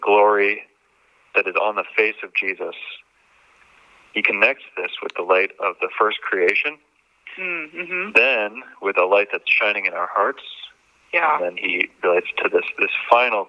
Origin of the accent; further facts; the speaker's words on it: Harrisburg, Pennsylvania, United States; now in Philadelphia, United States; I was born in Harrisburg, Pennsylvania in 1988